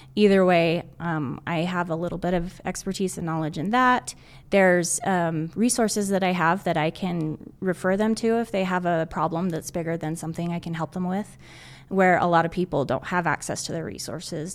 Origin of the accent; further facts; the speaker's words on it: Southern Utah, United States; moved away as an adult; now in Northern Utah, United States; I'm originally from Southern Utah. I moved to Northern Utah to go to school